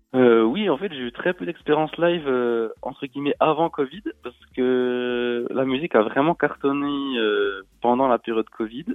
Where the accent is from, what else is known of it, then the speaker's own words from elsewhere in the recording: Besançon, Bourgogne-Franche-Comté, France; Je suis né à Besançon et j'habite, euh, euh, dans le coin, dans, dans le Doubs